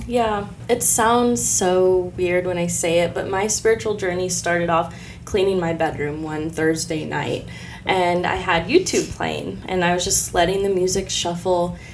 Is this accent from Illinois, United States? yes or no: yes; Decatur, Illinois, United States; I was born here in Decatur, Illinois, born and raised